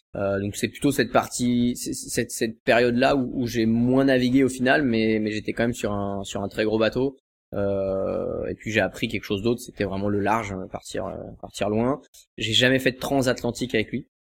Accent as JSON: {"language": "French", "town": "Cancale", "region": "Brittany", "country": "France", "tie": "born or raised there", "said": "je suis de, je suis de Cancale en fait, à côté de Saint-Malo"}